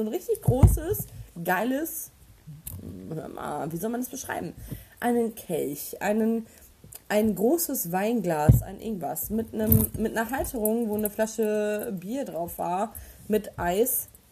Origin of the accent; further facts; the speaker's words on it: Osnabrück, Lower Saxony, Germany; ich bin im Schinkel aufgewachsen